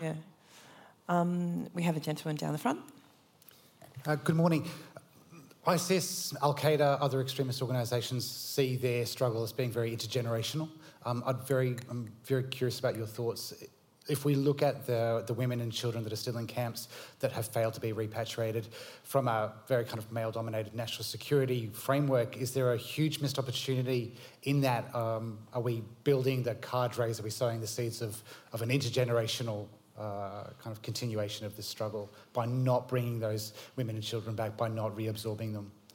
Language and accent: English; Australia; also born or lived in Syria; an Australian Syrian woman